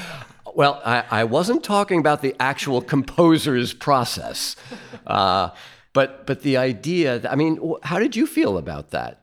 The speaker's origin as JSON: {"language": "English", "country": "United States", "said": "as an American"}